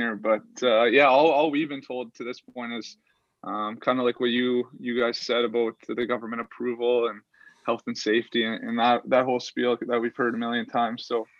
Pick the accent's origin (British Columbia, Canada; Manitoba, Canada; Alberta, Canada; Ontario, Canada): Ontario, Canada; Sault Ste. Marie; I was obviously from Sault Ste. Marie